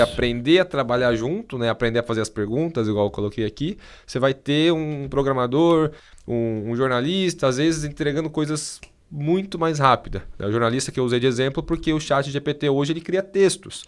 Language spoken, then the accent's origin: Portuguese; Brazil; eu sou brasileiro